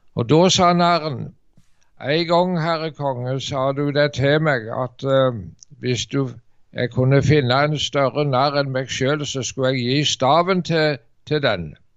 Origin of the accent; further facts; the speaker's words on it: Varhaug, Rogaland, Norway; also born or lived in Dirdal; hjemme på Varhaug